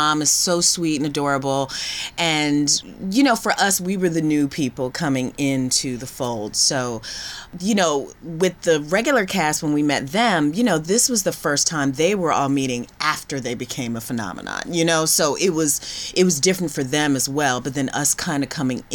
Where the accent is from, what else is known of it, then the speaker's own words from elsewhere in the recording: Philadelphia, Pennsylvania, United States; moved away; I'm from Philadelphia, and I went to Freedom Theater